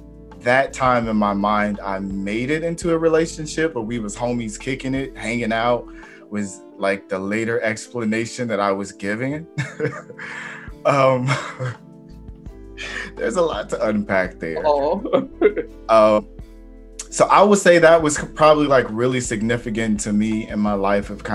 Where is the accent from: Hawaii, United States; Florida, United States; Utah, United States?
Florida, United States; North; I'm from North Florida and then moving down south